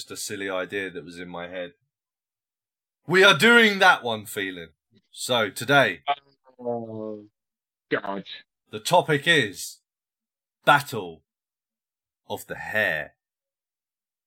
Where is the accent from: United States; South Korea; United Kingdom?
United Kingdom; England; moved away as an adult; also born or lived in Saudi Arabia; I'm English.